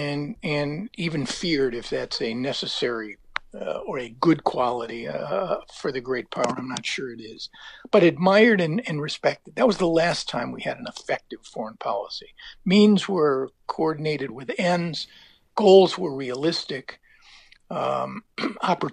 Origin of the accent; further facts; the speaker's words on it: United States; I, as an American